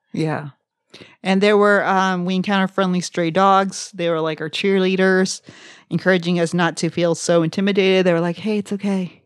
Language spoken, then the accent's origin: English; Brownsville, Texas, United States; somebody from South Texas. I'm from Brownsville, where some of the, uh, land is even below sea level